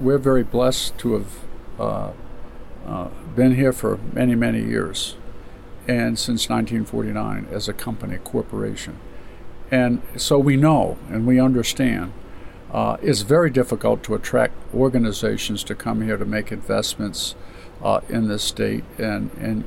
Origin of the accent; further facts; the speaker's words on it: Caribou, Maine, United States; I was born in Caribou